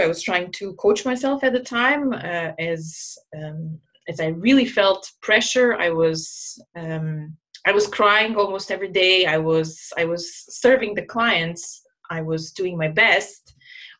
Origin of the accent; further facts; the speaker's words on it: Croatia; moved away as an adult; also born or lived in Jakarta, Indonesia; I was sent by my home country, Croatia, to Jakarta